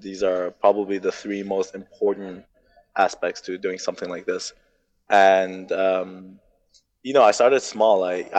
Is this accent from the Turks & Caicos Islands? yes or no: yes; Turks & Caicos Islands; also born or lived in Germany; So I was born in Turks and Caicos, but I moved at the age of one. I moved to Germany.